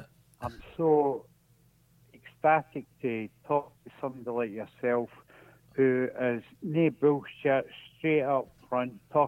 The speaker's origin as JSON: {"language": "English", "region": "Scotland", "country": "United Kingdom", "said": "Just because I'm Scottish"}